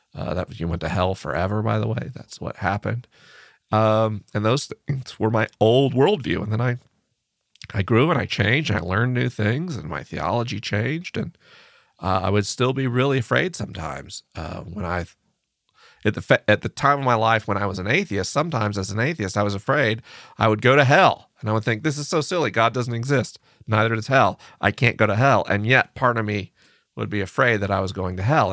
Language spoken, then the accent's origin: English; United States; I'm an American man